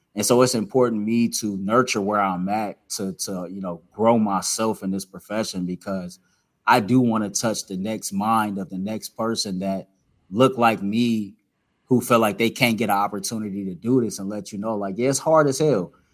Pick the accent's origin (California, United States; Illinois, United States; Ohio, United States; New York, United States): Ohio, United States; Cleveland; I'm from the inner city of Cleveland, Ohio, and I get to cover sports in the same city that I grew up cheering for these teams